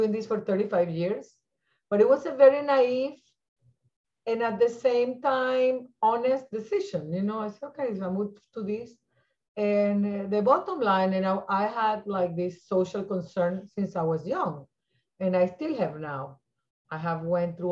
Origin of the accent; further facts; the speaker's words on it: Venezuela; moved away as an adult; now in United States; I was born in Venezuela